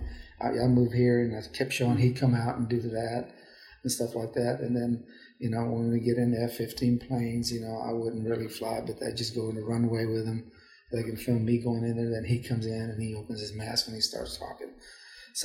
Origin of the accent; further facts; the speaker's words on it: Houston, Texas, United States; I said, Houston